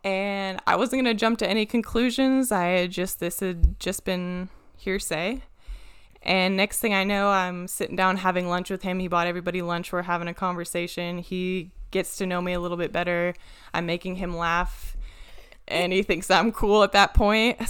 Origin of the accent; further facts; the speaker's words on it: Washington, United States; moved away; I'm from Washington